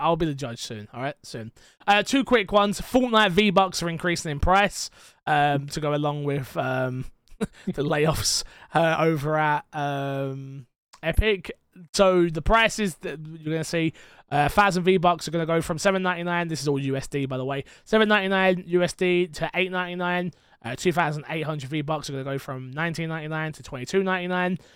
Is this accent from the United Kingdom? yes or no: yes; England, United Kingdom